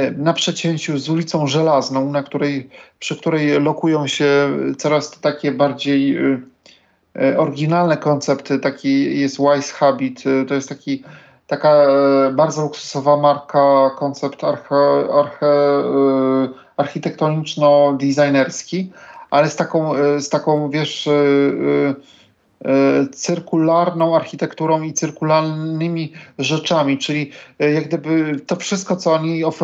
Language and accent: Polish; Warsaw, Masovian Voivodeship, Poland; now in Bemowo, Poland; Także, no ja w ogóle pochodzę z Woli.